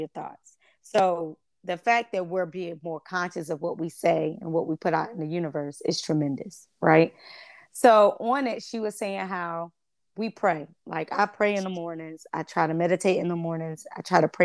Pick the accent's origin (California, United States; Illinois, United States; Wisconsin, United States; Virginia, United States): Virginia, United States; Chesapeake; where we grew up in Foundation Park in Chesapeake. We grew up in the projects